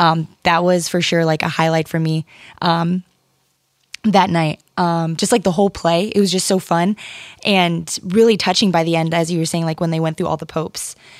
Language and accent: English; Ohio, United States; moved away as an adult; also born or lived in Connecticut; now in Port Chester, United States; I'm originally from Ohio